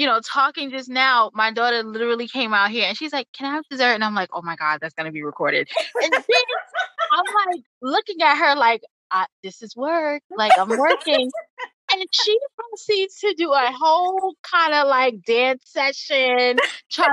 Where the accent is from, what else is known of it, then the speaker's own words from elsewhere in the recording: New York City, New York, United States; moved away as an adult; now in Atlanta, United States; Born and raised in the Bronx, New York, currently living in Atlanta, Georgia.